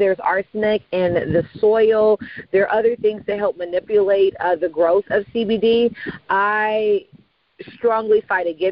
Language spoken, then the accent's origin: English; California, United States; I'm from California